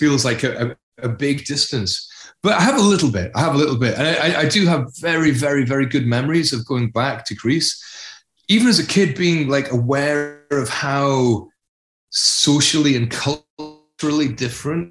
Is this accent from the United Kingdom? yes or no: yes; Glasgow / Edinburgh, Scotland, United Kingdom; also born or lived in North East England; my early childhood was in the northeast of England, and then Edinburgh and Glasgow.